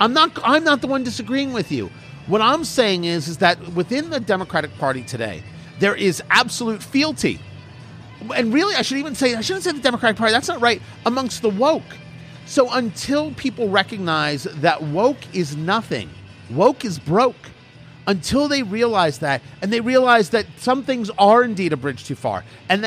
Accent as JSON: {"language": "English", "region": "New Jersey", "country": "United States", "tie": "born or raised there", "said": "I grew up in New Jersey"}